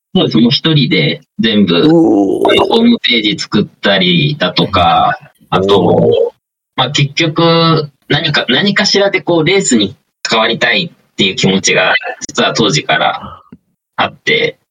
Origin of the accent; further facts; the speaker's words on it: Toyama, Japan; 僕、富山県の出身なんですけど